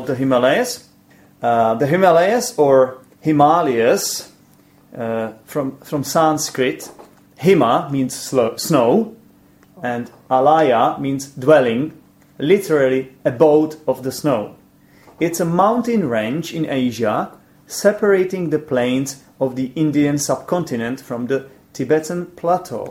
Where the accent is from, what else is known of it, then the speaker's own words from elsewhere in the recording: Poděbrady, Central Bohemian Region, Czechia; English is a second language; Poděbrady, which is my hometown. This is where I live